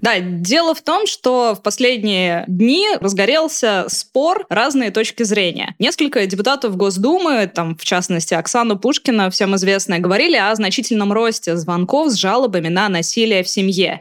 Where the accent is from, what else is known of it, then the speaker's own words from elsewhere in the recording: Astrakhan, Astrakhan Oblast, Russia; moved away; я родом из Астрахани